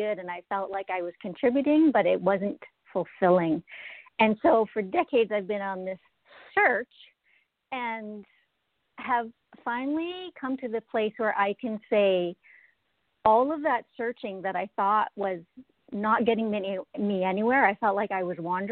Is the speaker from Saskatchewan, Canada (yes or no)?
yes; Regina, Saskatchewan, Canada; now in Alberta, Canada; I'm originally from Regina, Saskatchewan, but I've lived in Alberta twice now.